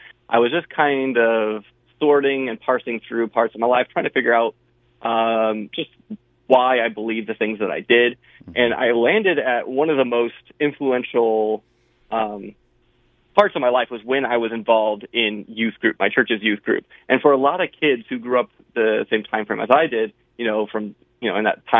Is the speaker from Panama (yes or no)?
yes; Panama; born there; So I was born in Panama and Central America.